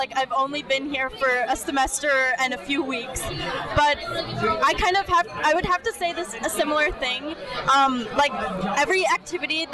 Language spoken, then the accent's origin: English; Minnesota, United States; now in Philadelphia, United States; I'm from Minnesota